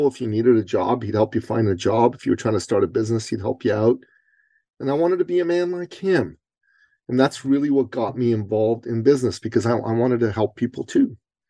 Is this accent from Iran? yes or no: yes; Iran; now in Canada; I'm originally an immigrant from the Middle East to Canada. And I'm a Christian from Iran.